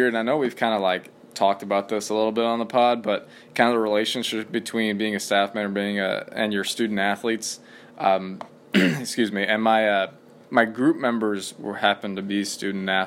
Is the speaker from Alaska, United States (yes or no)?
no; Madison, Indiana, United States; I went back to Madison, which is my hometown